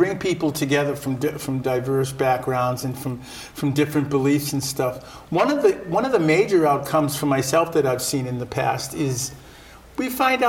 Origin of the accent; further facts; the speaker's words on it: Rosendale, United States; also born or lived in Dominican Republic; So there was, I grew up in Rosendale.